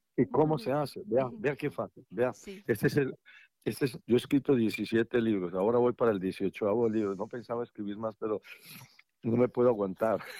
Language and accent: Spanish; Colombia; para mí como colombiano